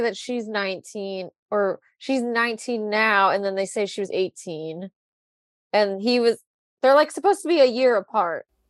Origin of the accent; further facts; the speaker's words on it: South Florida, United States; I grew up in South Florida.